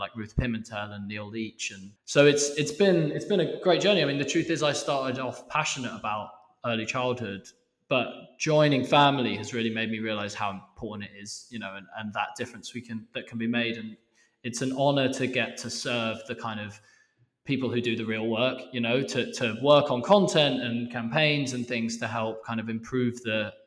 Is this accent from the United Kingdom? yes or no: yes; Harpenden, East of England, United Kingdom; now in Copenhagen, Denmark; Born and bred. I was born on Cowper Road.